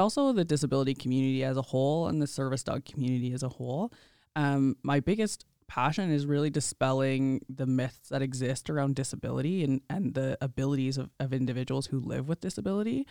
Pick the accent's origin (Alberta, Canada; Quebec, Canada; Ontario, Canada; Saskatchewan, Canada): Saskatchewan, Canada; Indian Head; now in Regina, Canada; I grew up in Indian Head, Saskatchewan.